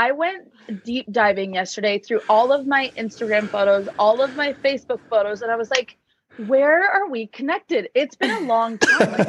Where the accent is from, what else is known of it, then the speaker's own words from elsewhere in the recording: Cedar Hills, Utah, United States; I am originally from Cedar Hills, Utah. It's like 35 minutes south of Salt Lake. I grew up there, trained there.